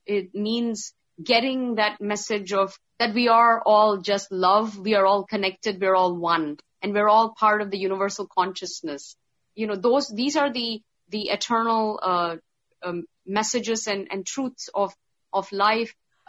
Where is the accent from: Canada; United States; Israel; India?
India; So because even though I'm a Hindu and from India, because I grew up in the Middle East, I was more exposed to, Arabic and Islamic taboos, I think.